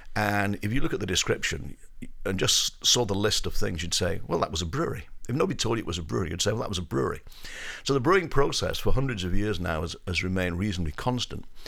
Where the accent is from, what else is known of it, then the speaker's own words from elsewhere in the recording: Up Holland, North West England, United Kingdom; now in United States; I grew up in the northwest of England, um, a village, uh, that is between Manchester and Liverpool, a village called Up Holland.